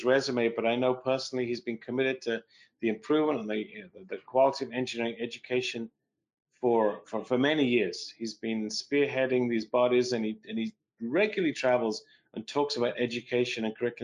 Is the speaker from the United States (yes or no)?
no; England, United Kingdom; moved away; where I grew up in England